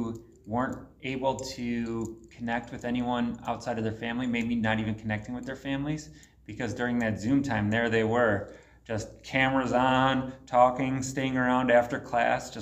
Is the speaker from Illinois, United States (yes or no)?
yes; suburbs of Chicago, Illinois, United States; now in Anchorage, United States; I graduated from a high school in the suburbs of Chicago, York Community High School